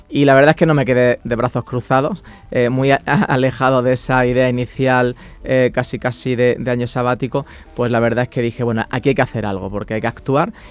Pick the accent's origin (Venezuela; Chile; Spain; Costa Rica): Spain; Granada, Andalusia; moved away